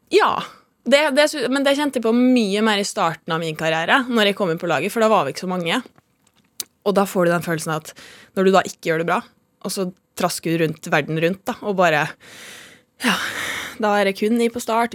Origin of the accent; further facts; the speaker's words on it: Molde, Møre og Romsdal, Norway; Jeg er fra Molde.